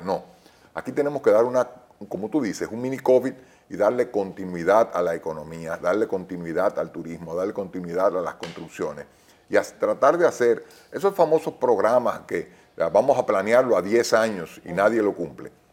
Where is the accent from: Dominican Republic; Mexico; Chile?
Dominican Republic; yo no quiero eso para mis hijos, yo quiero que ellos sigan siendo dominicanos